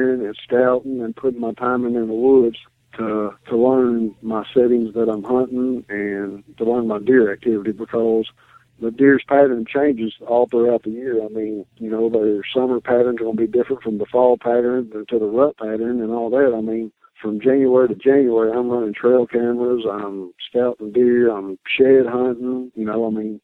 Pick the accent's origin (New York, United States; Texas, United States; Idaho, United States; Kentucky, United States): Kentucky, United States; Franklin; I'm from Franklin, Kentucky.